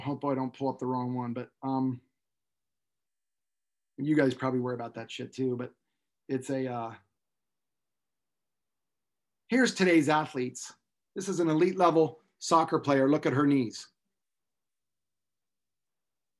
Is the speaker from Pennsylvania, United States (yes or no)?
yes; Pennsylvania, United States; I grew up in Pensatucky.